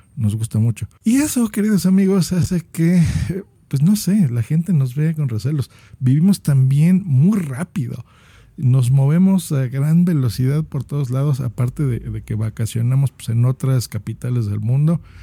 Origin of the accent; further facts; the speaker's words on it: Mexico City, Mexico; Les habla un habitante de la Ciudad de México